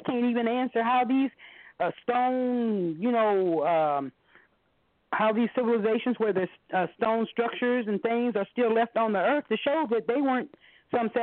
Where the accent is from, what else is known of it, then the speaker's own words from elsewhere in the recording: Ohio, United States; when I was growing up in Ohio, I was probably about 11 or 12